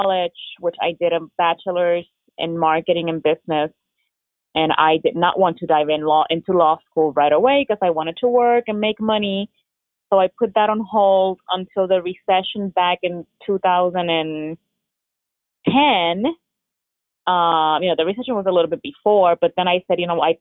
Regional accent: Puerto Rico; now in Florida, United States; born and raised in Puerto Rico

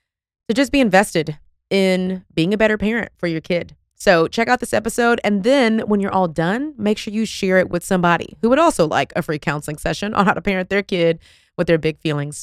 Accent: Texas, United States; I don't know. I'm from Texas. I'm sorry.

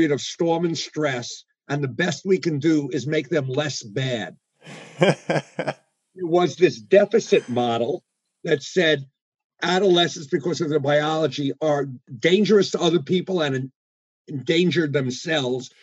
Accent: New York City, New York, United States; moved away as an adult; also born or lived in Midwest; I'm one of those folks who went from kindergarten to PhD in the public schools of New York City

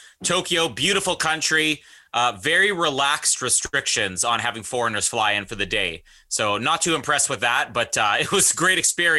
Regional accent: Canada; that's what you're looking for as a Canadian.

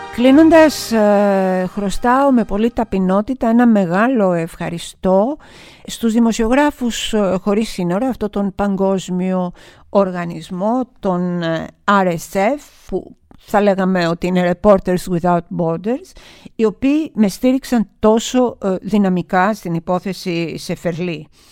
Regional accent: Greece; εγώ ως Ελληνίδα

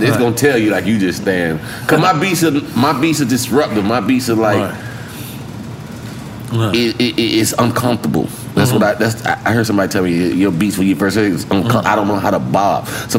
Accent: the South, United States; But I'm still from the South

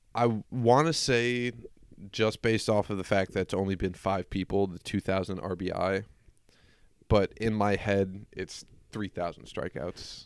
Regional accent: Pittsburgh, Pennsylvania, United States; I'm from Pittsburgh

